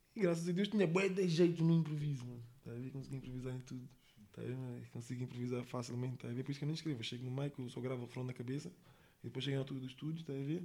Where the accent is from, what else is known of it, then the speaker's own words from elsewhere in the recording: England, United Kingdom; now in Monte da Caparica, Portugal; eu cresci na Inglaterra